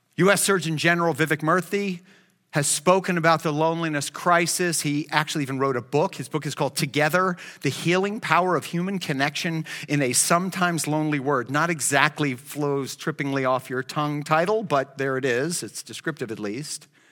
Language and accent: English; Miami, Florida, United States; I grew up in Miami